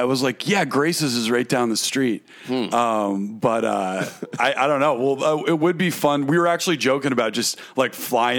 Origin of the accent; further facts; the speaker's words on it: Watertown, United States; Our house, we grew up in Watertown, but it was like it was like parts of it were like that house